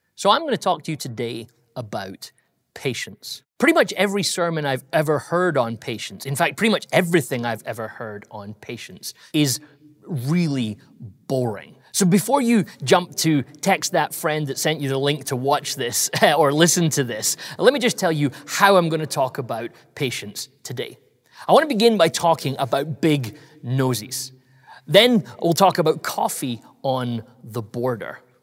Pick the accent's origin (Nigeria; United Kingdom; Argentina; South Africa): United Kingdom; I'm British